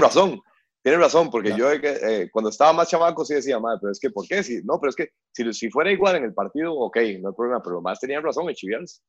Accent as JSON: {"language": "Spanish", "country": "Costa Rica", "said": "los que hemos salido del país"}